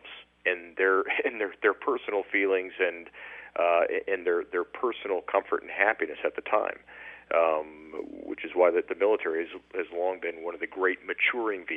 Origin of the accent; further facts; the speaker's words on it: Huntington Beach, California, United States; now in Tampa, United States; I'm originally from Orange County, Huntington Beach, California